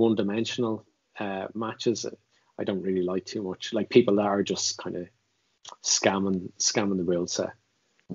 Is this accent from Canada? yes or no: no; Ireland